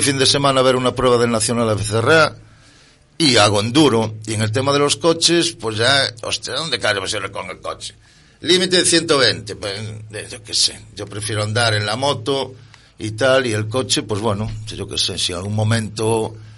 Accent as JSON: {"language": "Spanish", "town": "A Coruña", "region": "Galicia", "country": "Spain", "said": "soy de aquí, de Coruña"}